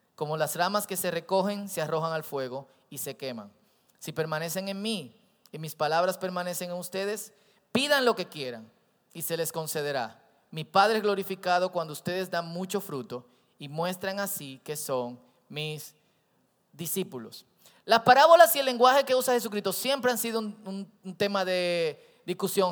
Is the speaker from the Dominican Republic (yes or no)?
yes; Santo Domingo Oeste, Distrito Nacional, Dominican Republic; Yo crecí en Herrera